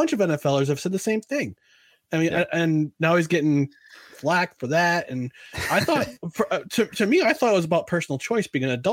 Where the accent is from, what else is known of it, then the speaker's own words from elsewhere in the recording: United States; I'm an American